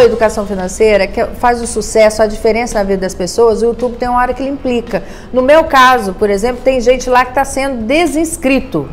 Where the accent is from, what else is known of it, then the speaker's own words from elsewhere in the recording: Campos dos Goytacazes, Rio de Janeiro, Brazil; eu sou de Campos dos Goitacazes